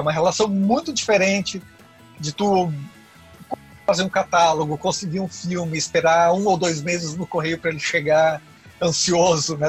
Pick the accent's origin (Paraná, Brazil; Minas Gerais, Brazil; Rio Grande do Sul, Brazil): Rio Grande do Sul, Brazil; Encantado; na cidade do, do, interior onde eu nasci, hum. na cidade de Encantado, no, no interior do Rio Grande do Sul. Então eu sempre fui criado frequentando